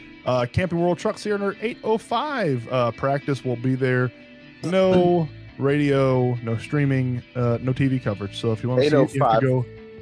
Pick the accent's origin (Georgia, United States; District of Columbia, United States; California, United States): Georgia, United States; and I am also from Georgia.